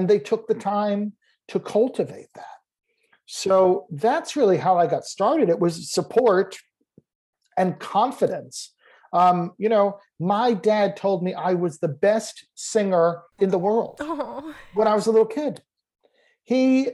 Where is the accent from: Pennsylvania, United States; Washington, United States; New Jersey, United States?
New Jersey, United States; Lyndhurst; I grew up in New Jersey, very close to New York, like in Lyndhurst, New Jersey